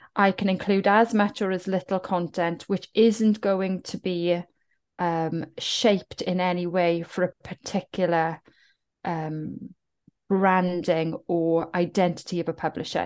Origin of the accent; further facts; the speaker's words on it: Cwmbach, Wales, United Kingdom; accent: Welsh; I'm from South Wales, I'm from the Welsh Valleys. There, there is a heritage of being working class, being the underdog. And I come from a little village called Cwmbach